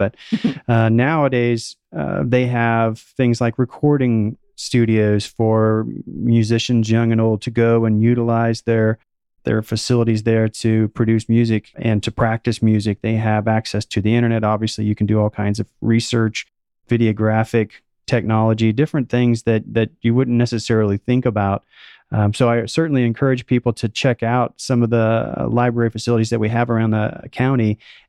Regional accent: Oklahoma, United States; kind of like from where I came from here from Oklahoma, where the people are just very, very friendly and welcoming.

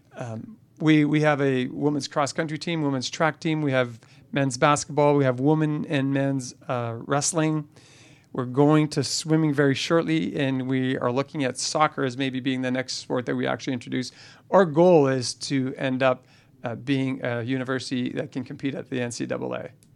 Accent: Canada; I'm a Canadian

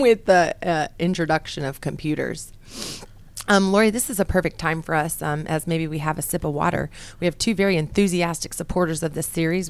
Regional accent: New Mexico, United States; I'm from New Mexico.

